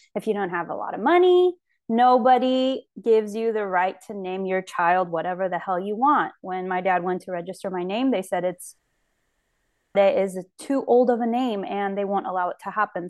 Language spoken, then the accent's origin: English; Fresno, California, United States; also born or lived in Yerevan, Armenia / Los Angeles, California; I grew up in Fresno California